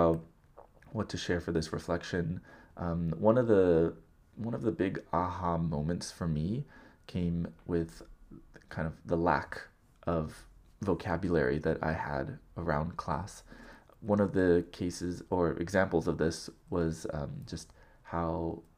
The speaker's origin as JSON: {"language": "English", "region": "Southern California", "country": "United States", "tie": "born or raised there", "said": "growing up in Southern California"}